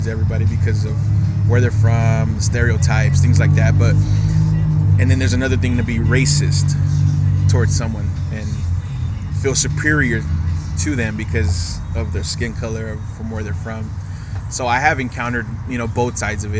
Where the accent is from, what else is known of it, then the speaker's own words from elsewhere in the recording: Brownsville, Texas, United States; now in California, United States; growing up in Texas, I remember my dad being pulled over a lot of times for no reason